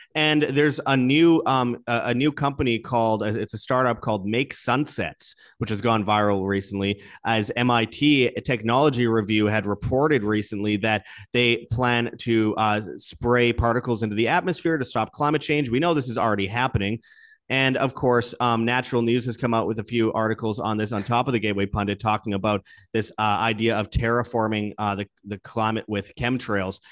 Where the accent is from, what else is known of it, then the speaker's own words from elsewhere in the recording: Canada; my home country of Canada